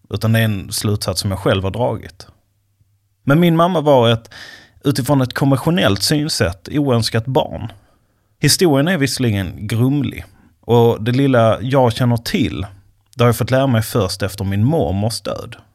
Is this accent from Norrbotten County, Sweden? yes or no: no; Skåne, Sweden; now in Stockholm, Sweden; För tio år sedan flyttade jag från min hemby i Skåne till den svenska huvudstaden.